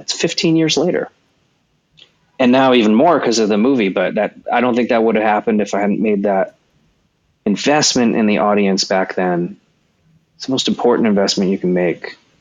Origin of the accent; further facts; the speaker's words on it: California, United States; I was born in California on an Air Force base.